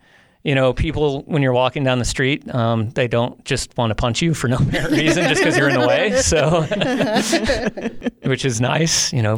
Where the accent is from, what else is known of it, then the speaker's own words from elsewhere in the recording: Illinois, United States; You know, it started in the Midwest, and I came out to Colorado from the Midwest, like everyone in Illinois does.